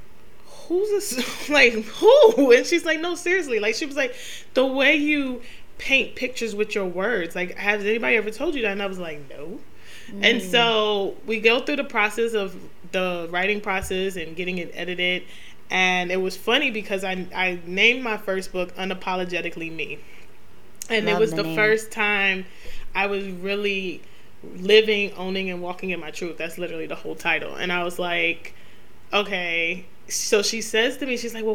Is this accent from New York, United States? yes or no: yes; New York City, New York, United States; I grew up in Queens, New York